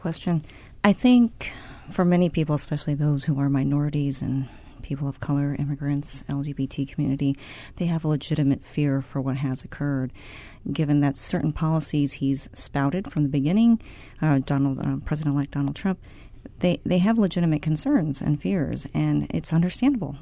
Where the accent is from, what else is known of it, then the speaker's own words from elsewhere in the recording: Cedar Rapids, Iowa, United States; I'm from Cedar Rapids, Iowa